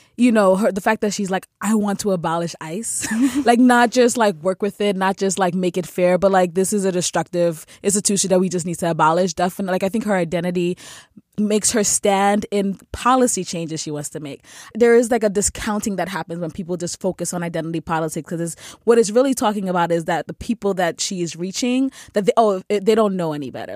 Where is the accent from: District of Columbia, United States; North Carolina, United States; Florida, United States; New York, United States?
New York, United States; New York City; I grew up in the Bronx.